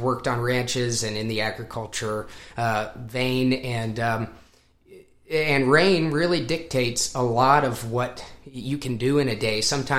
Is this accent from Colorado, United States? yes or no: yes; Colorado, United States; now in Nashville, United States; I grew up in Colorado, not a lot of music out there compared to this part of the country or Southern California.